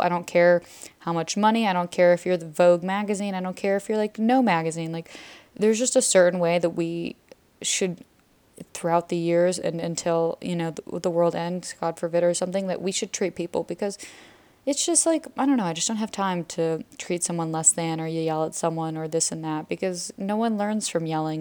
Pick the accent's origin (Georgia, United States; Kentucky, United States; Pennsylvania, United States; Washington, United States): Georgia, United States; Atlanta; moved away as an adult; now in Israel; I'm from Georgia